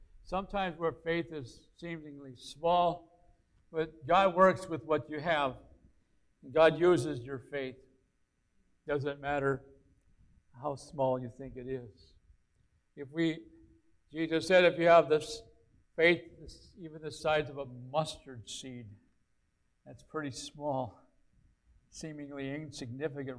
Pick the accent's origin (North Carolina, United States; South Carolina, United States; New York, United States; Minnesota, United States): South Carolina, United States; Aiken; a place in Aiken, my hometown